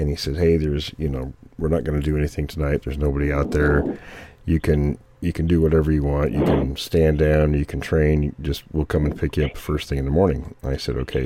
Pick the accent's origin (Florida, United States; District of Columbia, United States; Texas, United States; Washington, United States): Washington, United States; near Fort Lewis; I grew up near Fort Lewis